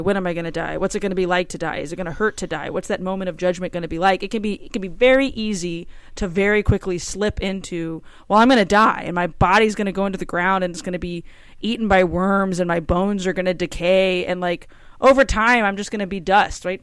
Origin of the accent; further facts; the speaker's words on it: Cajun, Louisiana, United States; I'm Cajun